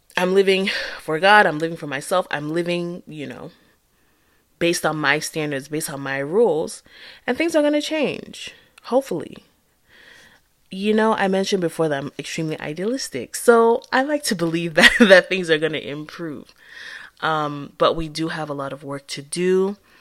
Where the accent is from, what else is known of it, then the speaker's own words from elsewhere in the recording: Akwa Ibom, Nigeria; accent: Nigerian English; moved away as an adult; now in United States; I'm from Acquire Boom. Well, my dad is, so I'm half from Acquire Boom